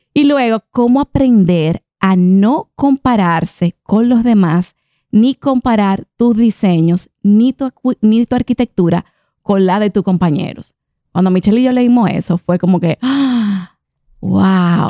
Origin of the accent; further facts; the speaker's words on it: Dominican Republic; also born or lived in Italy; yo, yo soy dominicana, pero también soy italiana